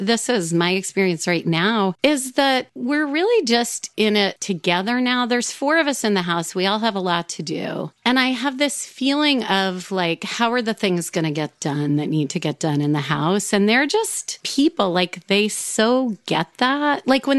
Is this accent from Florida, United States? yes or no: no; New York, United States; I grew up in New York